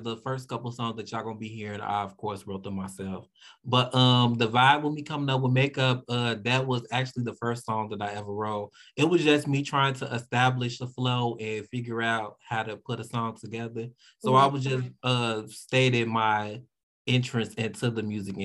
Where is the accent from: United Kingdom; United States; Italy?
United States; Chicago, Illinois; Grew up in the hood